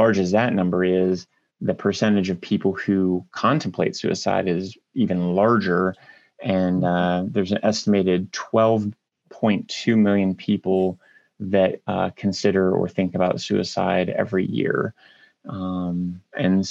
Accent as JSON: {"language": "English", "town": "Marion", "region": "Ohio", "country": "United States", "tie": "born or raised there", "said": "I grew up in Marion, Ohio, which is a smaller town in north central Ohio"}